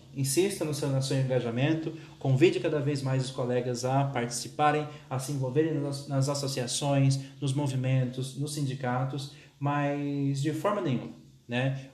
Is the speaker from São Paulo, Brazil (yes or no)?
yes; São Paulo, Brazil; accent: paulista caipira; now in Campina Grande, Brazil; eu sou de São Paulo, tenho uma experiência na escola pública em São Paulo com todas as suas seus problemas. Agora estou aqui na rede pública da Paraíba